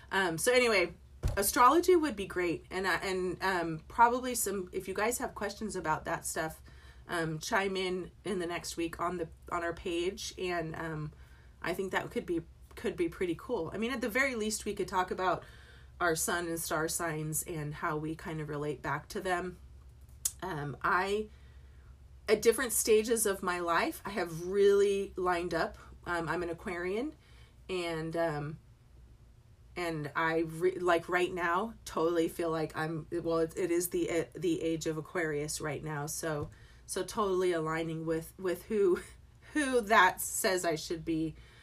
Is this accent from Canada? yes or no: no; England, United Kingdom; born there; I was born in England.